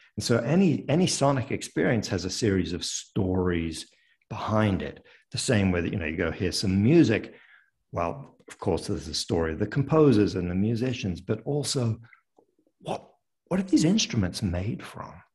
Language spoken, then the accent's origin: English; near Paris, Île-de-France, France; moved away as an adult; also born or lived in London, United Kingdom / United Kingdom / upstate New York, United States; now in United States; I was born in London but grew up in France uh, near Paris